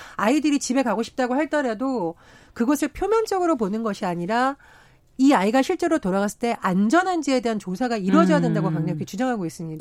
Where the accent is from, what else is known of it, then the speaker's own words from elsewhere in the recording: Gangwon, South Korea; 제가 강원도 출신이다 보니